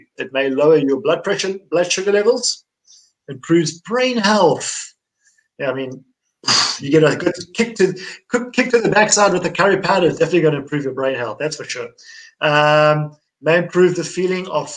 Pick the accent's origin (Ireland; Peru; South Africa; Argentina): South Africa; Durban, KwaZulu-Natal; I grew up in Durban where we eat curry all our lives. We grow up on it